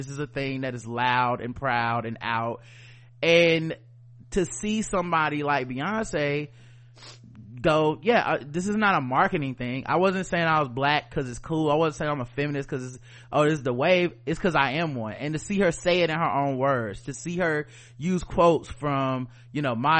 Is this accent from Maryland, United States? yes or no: no; Houston, Texas, United States; I am from America. I am from Houston, Texas. I am from the South.